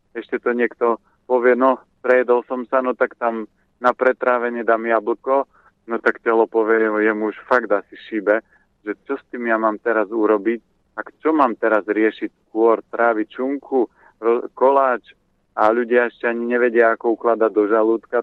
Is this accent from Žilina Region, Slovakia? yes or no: yes; Orava, Žilina Region, Slovakia; pochádzam z Oravy